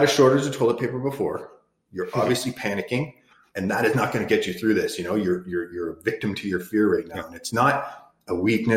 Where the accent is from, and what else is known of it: Canada; also born or lived in Arizona